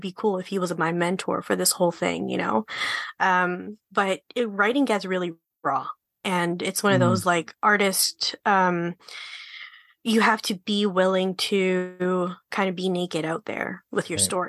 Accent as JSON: {"language": "English", "country": "Canada", "said": "we're so Canadian. Like, me and you, Jay, are unapologetically Canadian"}